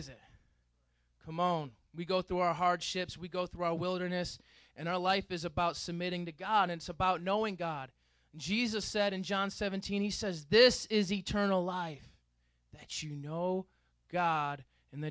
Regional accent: United States; We as Westerners, we as American Christians

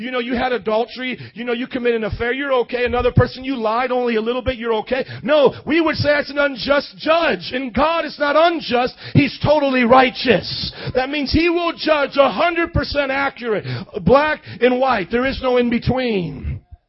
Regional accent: United States; We're American and we're Christian

